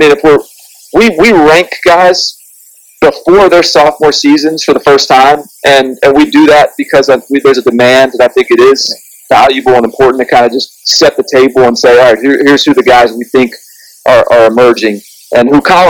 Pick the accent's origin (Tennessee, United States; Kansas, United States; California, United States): Tennessee, United States; Nashville; I'm from Nashville originally, so I am in sort of SEC country growing up.